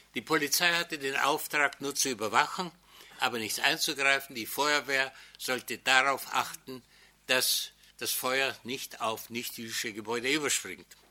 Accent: Nový Jičín, Moravian-Silesian Region, Czechia; moved away as an adult; Meine Heimatstadt Neutitschein

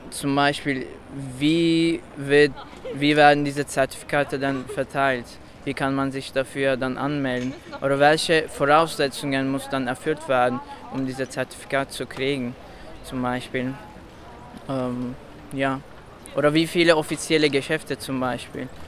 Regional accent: Spain; German is a second language; Ich komme aus Spanien

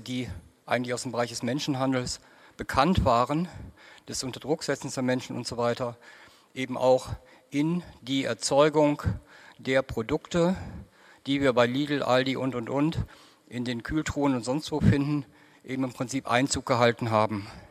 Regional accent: South Oldenburg, Lower Saxony, Germany; bei uns in Südoldenburg

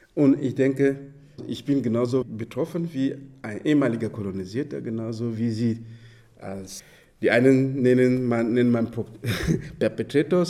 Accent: Dschang, West, Cameroon; German is a second language; gerade die Gegend, wo ich herkomme, heißt Chang

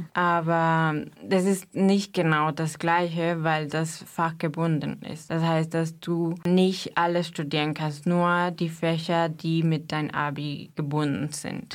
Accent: Mexico; German is a second language; moved away as an adult; now in Germany; Ich komme aus Mexiko und bin seit sechs Jahren in Deutschland

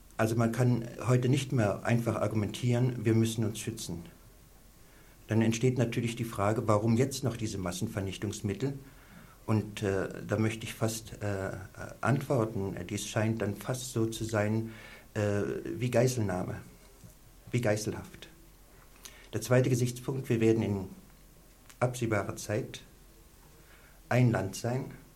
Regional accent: East Germany, Germany; moved away; bin in der DDR aufgewachsen, ich habe einen Teil meines Lebens dort verbracht

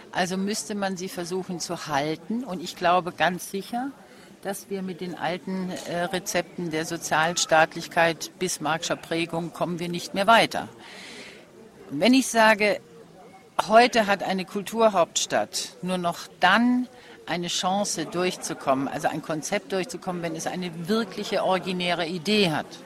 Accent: Berlin, Germany; Also wenn man durch diese Straßen hier geht, findet man alles, ich komme ja aus Berlin, alles sehr aufgeräumt, sehr schön gemacht.

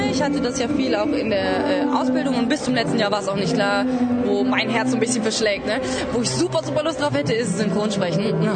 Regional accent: Cologne, North Rhine-Westphalia, Germany; Ich komme tatsächlich aus Köln, ja.

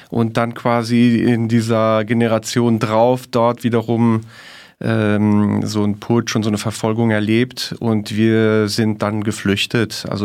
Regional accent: Luxembourg; ich mit meiner Mutter nach Luxemburg kam. Und daher bin ich in Europa aufgewachsen und äh, spreche jetzt auch Deutsch hier.

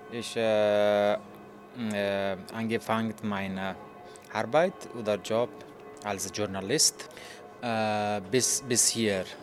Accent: Afghanistan; German is a second language; moved away as an adult; now in Berlin, Germany; ich komme aus Afghanistan. Äh, ich wohne hier in Berlin seit 23 Monaten. Äh, ich bin 35 Jahre alt.

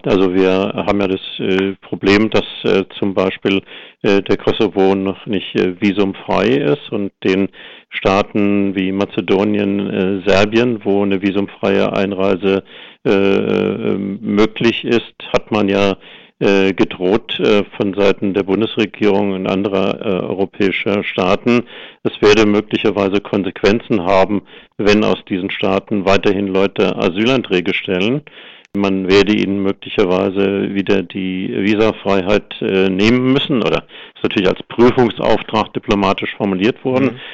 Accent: Germany; als Deutsche

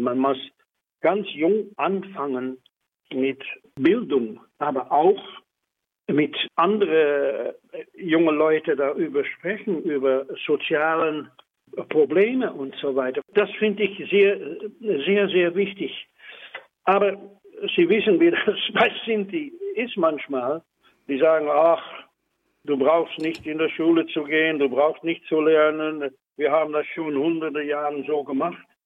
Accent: Netherlands; German is a second language; ich bin auch Niederländer, Holländer

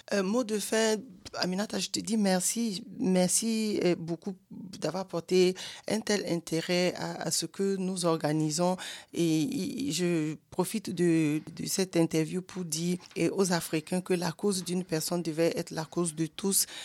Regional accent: Togo; now in Germany; au Togo et dans mon pays natal

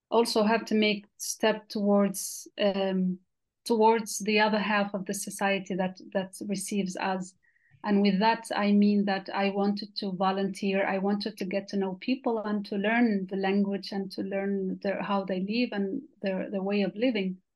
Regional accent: Western Sahara; moved away as an adult; now in Switzerland; I am from Western Sahara. I was born and raised in the Sahara refugee camps, where I lived there for 20 years, over 20 years.

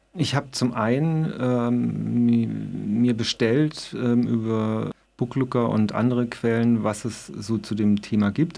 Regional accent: Bühl, Baden-Württemberg, Germany; aus meinem Heimatort Bühl, das ist da in, in der Nähe von Baden-Baden

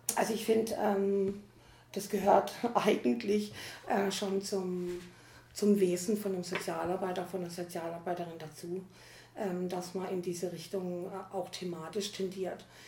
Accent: Teningen, Baden-Württemberg, Germany; ich komme also komm aus der Nähe von Freiburg, nämlich aus Teningen

